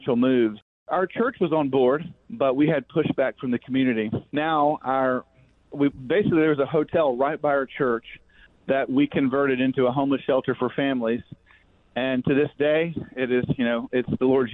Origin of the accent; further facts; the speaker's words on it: Fort Worth, Texas, United States; moved away as an adult; now in Leesburg, United States; I'm from Fort Worth